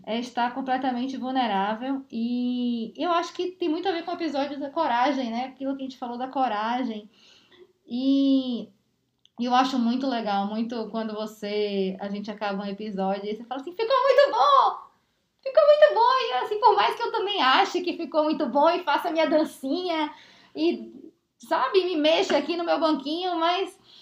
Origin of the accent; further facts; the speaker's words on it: Bahia, Brazil; now in São Paulo, Brazil; eu saí da Bahia